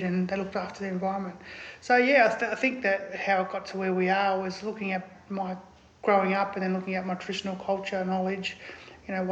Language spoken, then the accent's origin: English; Far East Gippsland, Victoria, Australia; I personally grew up in Far East Gippsland. That's my traditional homelands